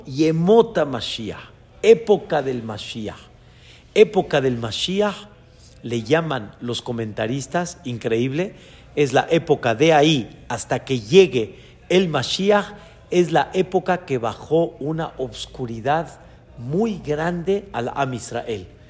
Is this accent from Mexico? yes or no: yes; Mexico; Yo nací en México cuando mis papás apenas estaban dando sus pasos de Teshuvá a su nivel